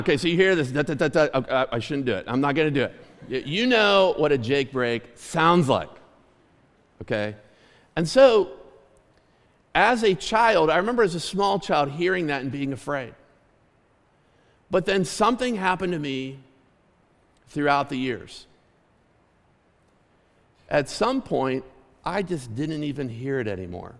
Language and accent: English; Clymer, Pennsylvania, United States; I grew up 3 miles outside of Clymer in the country